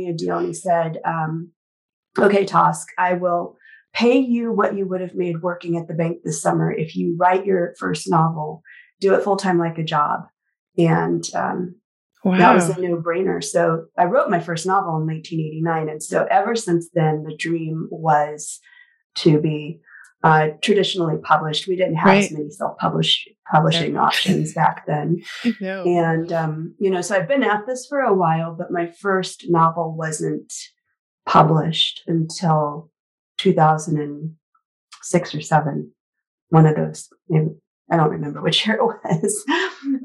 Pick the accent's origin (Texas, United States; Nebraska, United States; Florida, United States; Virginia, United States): Nebraska, United States; Lincoln; I grew up in Lincoln, the capital. So definitely in the city.